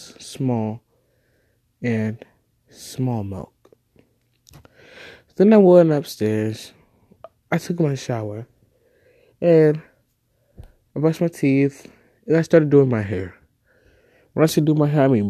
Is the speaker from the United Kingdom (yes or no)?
no; Nigeria; now in United States; I am a Nigerian prince, but I'm staying here in the US.